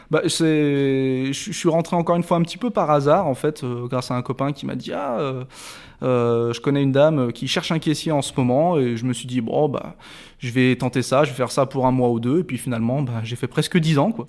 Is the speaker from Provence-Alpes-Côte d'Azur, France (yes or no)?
no; Rillieux-la-Pape, Auvergne-Rhône-Alpes, France; j'ai grandi à Rieux-la-Pape, juste à côté, voilà.